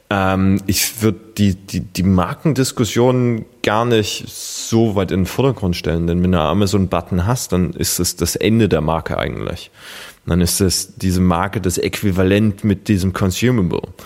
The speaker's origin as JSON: {"language": "German", "country": "Germany", "said": "als Deutscher"}